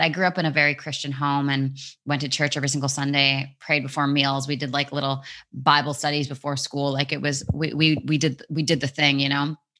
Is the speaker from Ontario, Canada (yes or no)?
no; Vancouver, British Columbia, Canada; moved away as an adult; also born or lived in England; Vancouver, my hometown